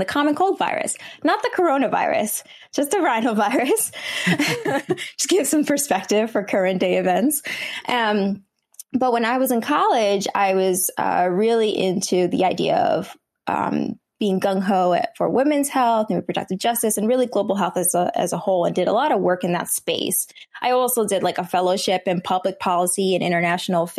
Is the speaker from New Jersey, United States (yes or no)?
yes; New Jersey, United States; first language Vietnamese; English is a second language; my parents resettled to New Jersey, and that's where I was born and raised. So I've always been a Jersey girl